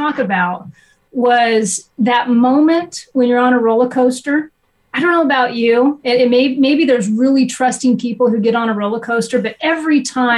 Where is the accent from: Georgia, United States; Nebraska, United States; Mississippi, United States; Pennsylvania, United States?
Nebraska, United States; moved away; also born or lived in Ohio; growing up, I was raised in Nebraska